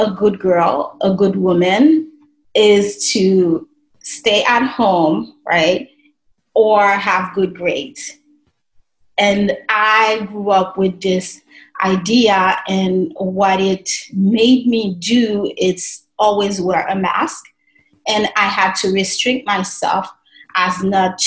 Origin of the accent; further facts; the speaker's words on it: Haiti; moved away as an adult; And I was raised in Haiti. I lived in Haiti for the first 40 years of my life, just turned 41